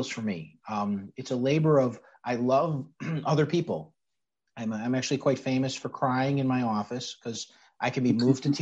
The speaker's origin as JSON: {"language": "English", "town": "Chicago", "region": "Illinois", "country": "United States", "tie": "born or raised there", "said": "I'm a Sicilian kid from the west side of Chicago. I grew up in North Austin"}